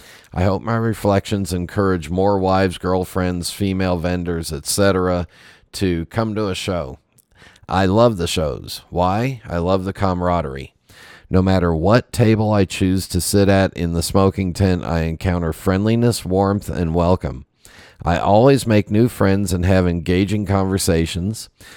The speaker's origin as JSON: {"language": "English", "town": "Chicago", "region": "Illinois", "country": "United States", "tie": "born or raised there", "moved": "as an adult", "said": "I grew up in Chicago with access to some of the old great houses led by Ewan Reese."}